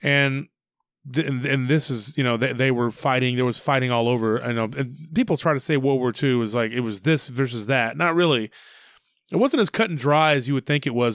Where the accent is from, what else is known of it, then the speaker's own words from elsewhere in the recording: Taylor, Texas, United States; we used to ship a lot of cotton out of my hometown.